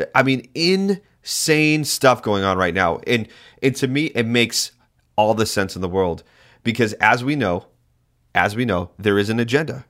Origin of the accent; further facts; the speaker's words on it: New England, United States; moved away as an adult; also born or lived in Massachusetts; now in Alaska, United States; I grew up in New England